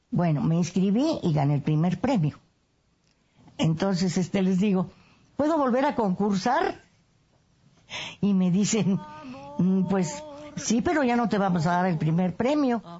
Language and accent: Spanish; Cárdenas, San Luis Potosí, Mexico; Tengo 91 años. … Nací en Cárdenas, San Luis Potosí. Es un lugar de, de ferrocarril importante.